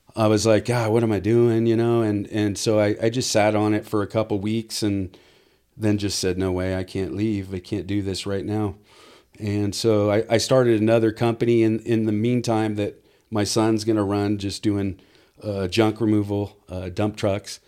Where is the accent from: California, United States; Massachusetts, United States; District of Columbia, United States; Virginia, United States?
California, United States; South Orange County; now in Temecula, United States; grew up pretty much over in South Orange County and lived over there till, oh, I got married